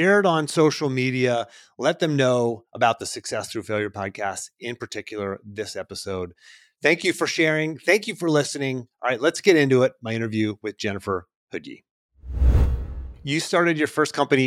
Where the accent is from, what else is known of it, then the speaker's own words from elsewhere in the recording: Western Pennsylvania, United States; I grew up in Western Pennsylvania and everybody hunts there